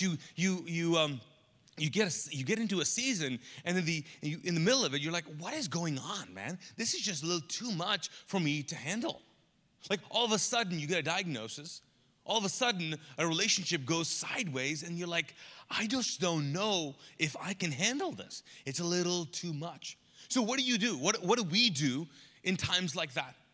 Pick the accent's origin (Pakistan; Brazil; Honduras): Pakistan; now in Charlotte, United States; I'm Pakistani, and I have a Pakistani mom